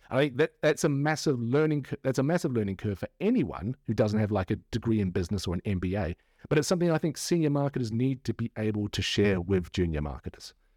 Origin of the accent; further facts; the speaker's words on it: New Zealand; now in United Kingdom; I'm a Kiwi and I'm living among a country of Brits.